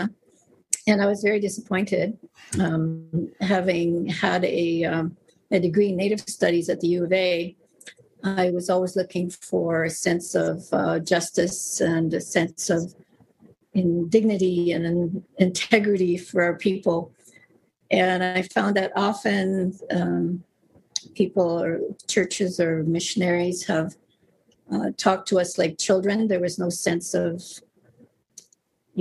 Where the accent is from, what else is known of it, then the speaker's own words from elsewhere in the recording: Mistawasis Nehiyawak, Saskatchewan, Canada; now in Delta, Canada; I'm from the Mistawasis Nehiyawak, which is in Saskatchewan.